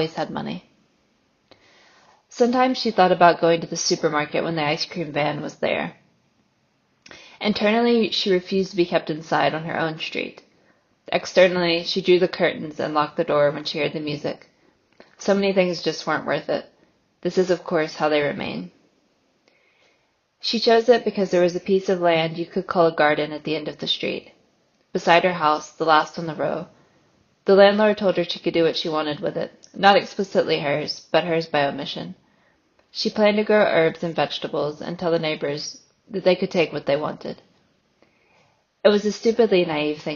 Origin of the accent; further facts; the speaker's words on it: United States; accent: American; moved away as an adult; also born or lived in Northern Ireland / Galway; As you can probably tell from my accent, I'm American, but I spent the majority of my 20s in Ireland